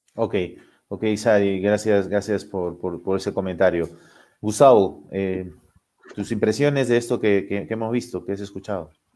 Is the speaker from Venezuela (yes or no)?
no; Lima, Peru; Yo, yo vivo en Lima, soy de Lima